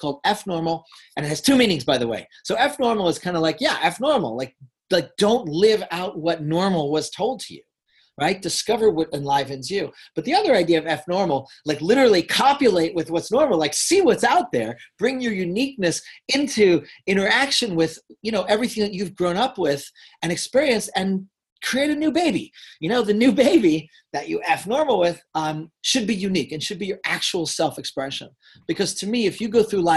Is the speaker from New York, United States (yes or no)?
yes; Hudson Valley, New York, United States; now in California, United States; I grew up in the Hudson Valley